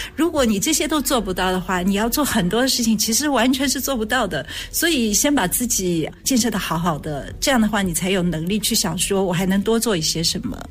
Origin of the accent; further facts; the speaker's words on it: Shanghai, China; moved away; 我小时候是在上海长大的，所以那个时候能够看的电影好像都是跟战争有关，抗日战争